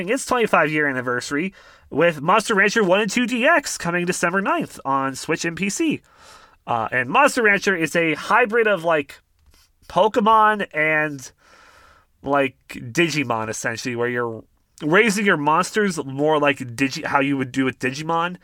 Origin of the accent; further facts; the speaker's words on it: Canada; I'm from Canada